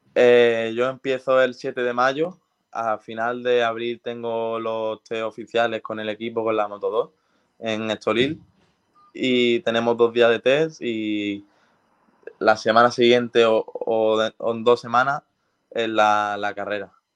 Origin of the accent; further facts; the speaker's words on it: Spain; siendo español